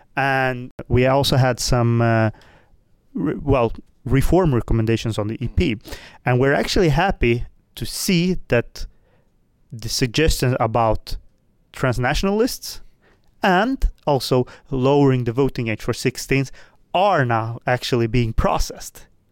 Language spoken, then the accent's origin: English; Sweden; also born or lived in Moldova; I am, as you say, born in Moldova, but I live in Sweden, which I have lived almost my entire life